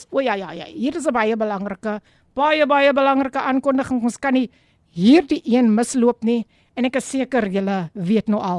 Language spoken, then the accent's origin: Afrikaans; Abbotsdale, Western Cape, South Africa; van Abbotsdale, wees gegroet in die oorwinnende naam van Koning Jesus.